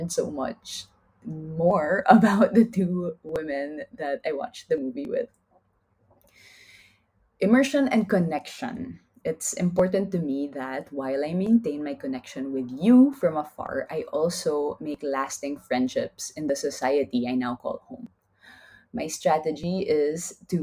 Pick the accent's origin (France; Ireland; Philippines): Philippines; first language Taglish; now in Spain; we as Filipinos would preserve all the wonderfully rich languages of the Philippine Islands